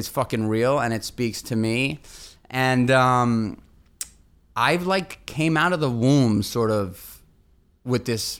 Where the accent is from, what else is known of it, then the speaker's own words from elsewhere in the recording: New York City, New York, United States; Born and raised in Manhattan, New York City.